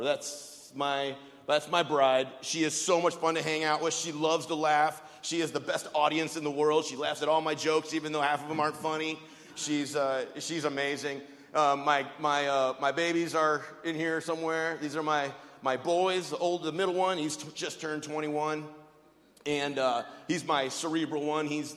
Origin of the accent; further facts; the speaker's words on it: Wisconsin, United States; also born or lived in East St. Louis, Illinois / Cuba, Missouri; I'm from Wisconsin.